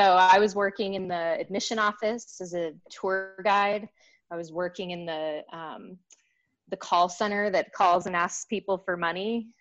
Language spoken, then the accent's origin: English; Denver, Colorado, United States; moved away as an adult; I moved away from Denver, you know, to go to college